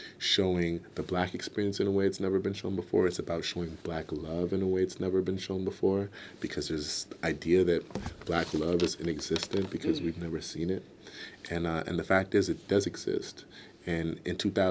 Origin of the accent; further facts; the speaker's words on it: Canada; I'm Canadian